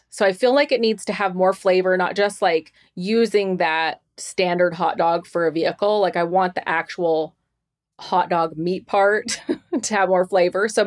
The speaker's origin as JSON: {"language": "English", "town": "Tucson", "region": "Arizona", "country": "United States", "said": "I'm from Tucson."}